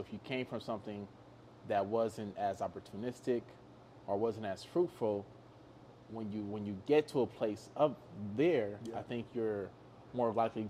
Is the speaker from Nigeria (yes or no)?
yes; Nigeria; less about just being Nigerian. I think it's the people we actually come from.